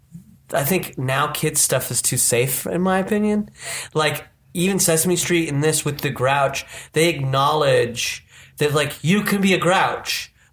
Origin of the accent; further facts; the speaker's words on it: Utah, United States; me growing up in Utah where all white.